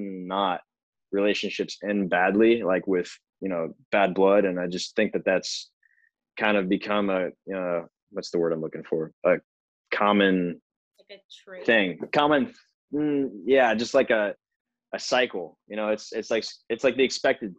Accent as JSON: {"language": "English", "town": "Canton", "region": "Illinois", "country": "United States", "moved": "yes", "lives_now": "Nashville, United States", "said": "I'm from Central Illinois, little small farm town called Canton"}